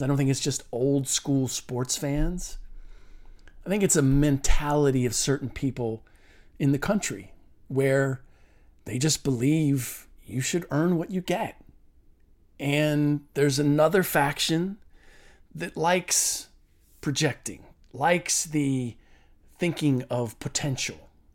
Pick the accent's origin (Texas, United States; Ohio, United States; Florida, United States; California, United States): Ohio, United States; Cincinnati; I'm from Cincinnati